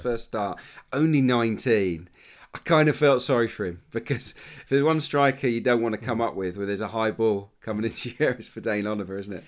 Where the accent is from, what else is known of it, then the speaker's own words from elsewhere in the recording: Suffolk, East of England, United Kingdom; one of my heroes growing up in Suffolk